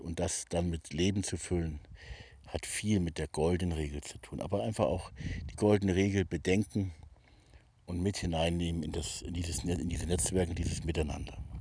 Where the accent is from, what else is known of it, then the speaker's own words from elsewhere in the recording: Hamburg, Germany; moved away as an adult; ich selber bin geborener Hamburger, habe da also die ersten 20 Jahre meines Lebens auch verbracht